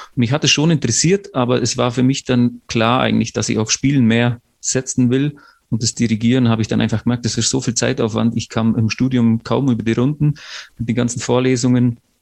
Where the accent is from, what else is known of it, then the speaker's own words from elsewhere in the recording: Unterallgäu, Bavaria, Germany; moved away as an adult; also born or lived in Lucerne, Switzerland; vom Unterallgäu, wo ich aufgewachsen bin